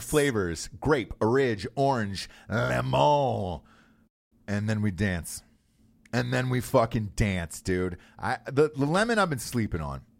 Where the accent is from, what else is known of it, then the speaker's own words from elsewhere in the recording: Forsyth County, Georgia, United States; there was a county that I grew up in that still, like, hated black people as of, like, the nineteen nineties. Um, Forsyth County was the name of it